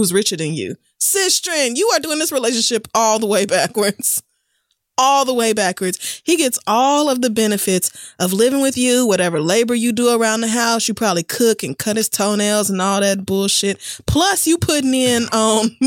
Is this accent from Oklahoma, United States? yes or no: yes; Oklahoma, United States; We probably actually did eat a lot of organic things because people in Oklahoma grow a lot of their own food